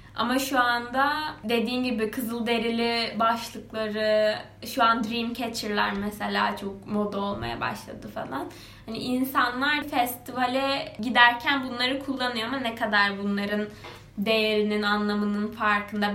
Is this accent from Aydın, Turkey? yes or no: yes; Kuşadası, Aydın, Turkey; moved away; benim yaşadığım yer, büyüdüğüm yer Kuşadası